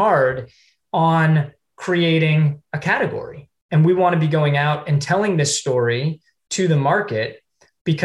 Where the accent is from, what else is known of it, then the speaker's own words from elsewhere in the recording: Ohio, United States; moved away; I am from Ohio originally